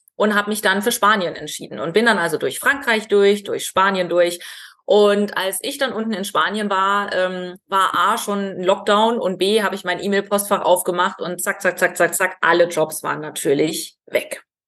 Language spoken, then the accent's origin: German; Ore Mountains, Saxony, Germany; moved away; ich komme aus dem Erzgebirge